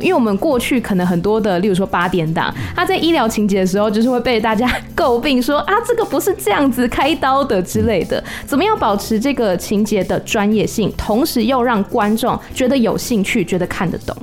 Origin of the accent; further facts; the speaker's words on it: Taiwan; 我来自台湾